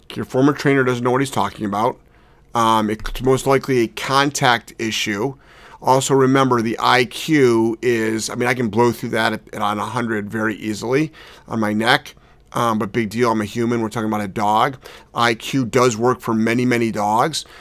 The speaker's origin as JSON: {"language": "English", "town": "Cleveland", "region": "Ohio", "country": "United States", "said": "I'm from Cleveland"}